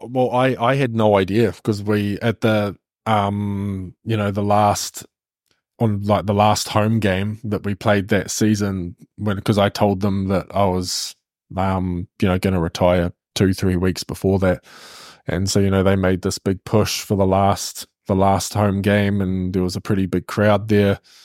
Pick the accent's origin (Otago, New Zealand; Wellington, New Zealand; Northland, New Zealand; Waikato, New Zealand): Waikato, New Zealand; Hamilton; we're both from Hamilton, we actually went to high school together